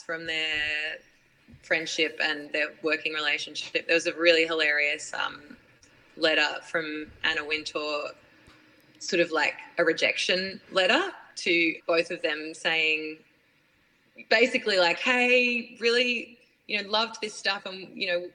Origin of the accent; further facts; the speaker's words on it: Brisbane, Queensland, Australia; moved away; I grew up in Queensland